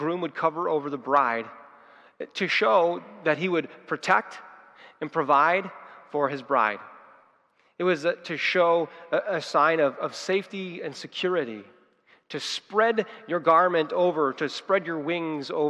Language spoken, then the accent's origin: English; United States; we as Christians and as Americans